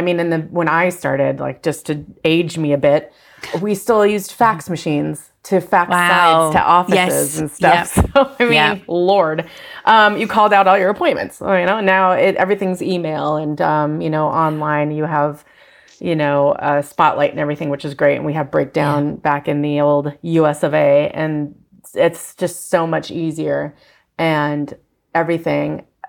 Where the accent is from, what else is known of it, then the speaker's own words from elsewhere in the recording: Fargo, North Dakota, United States; And I'm from Fargo and I had the accent.